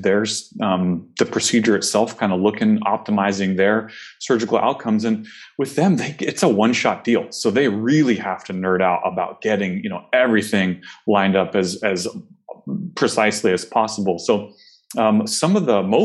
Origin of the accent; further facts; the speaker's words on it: Oregon, United States; Oregon's home for me. It's where I grew up, spent undergrad, and went to optometry school here at Pacific